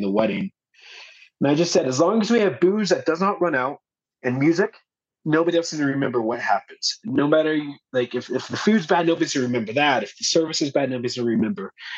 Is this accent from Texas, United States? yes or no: yes; Texas, United States; moved away as an adult; now in Bogota, Colombia; I'm originally from Texas.